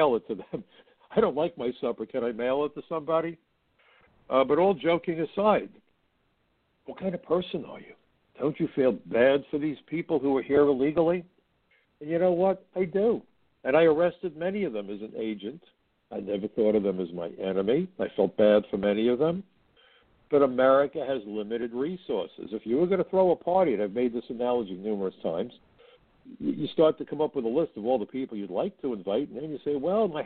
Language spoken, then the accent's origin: English; New York, United States; I'm a New Yorker, and where I come from, we have a term for the world's best